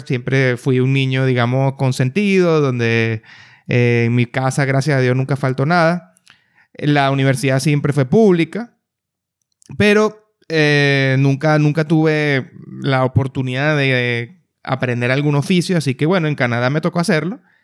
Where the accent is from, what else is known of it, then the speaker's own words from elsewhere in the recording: Venezuela; moved away as an adult; now in Panama; nací en Venezuela, eh, desde, hace ya el 2014 emigré del país